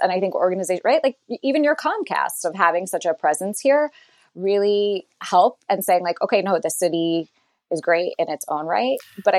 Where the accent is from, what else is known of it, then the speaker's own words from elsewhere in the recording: Philadelphia, Pennsylvania, United States; also born or lived in Washington, D.C.; So I grew up in Overbrook in West Philly, left for some period of time, went to D.C.